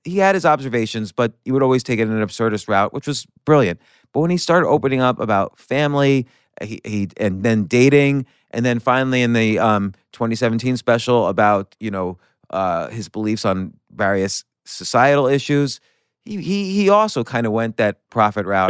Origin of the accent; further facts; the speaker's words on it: New Jersey suburbs, United States; growing up in the Su-, New Jersey suburbs